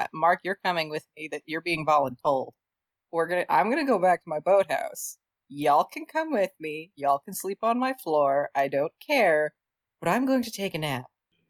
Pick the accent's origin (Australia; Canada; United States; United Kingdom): Canada; I'm Canadian.